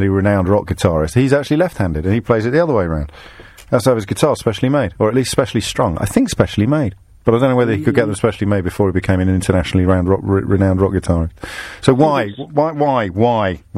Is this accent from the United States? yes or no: no; England, United Kingdom; we're English